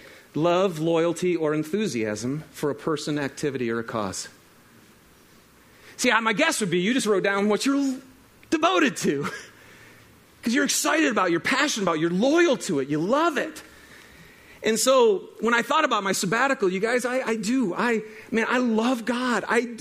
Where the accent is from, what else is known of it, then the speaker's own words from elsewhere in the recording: Michigan, United States; we were back in Michigan, my hometown. So that would be a state, my home state.